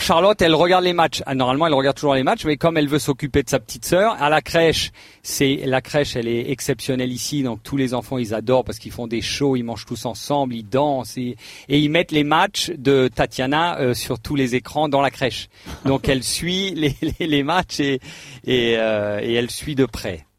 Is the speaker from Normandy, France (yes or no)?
no; Alsace, Grand Est, France; je suis alsacien